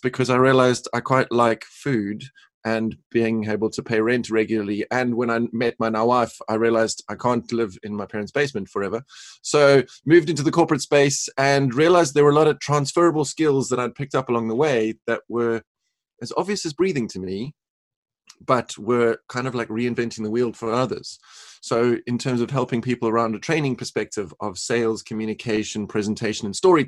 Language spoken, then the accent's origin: English; Cape Town, Western Cape, South Africa; moved away; also born or lived in North Carolina; So originally born and raised in Cape Town, South Africa